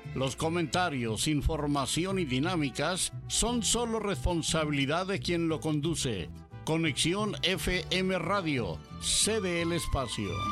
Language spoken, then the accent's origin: Spanish; La Trinitaria, Chiapas, Mexico; soy chapaneca de la Trinitaria